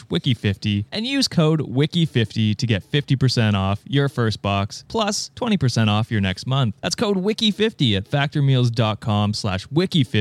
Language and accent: English; Canada; I am Canadian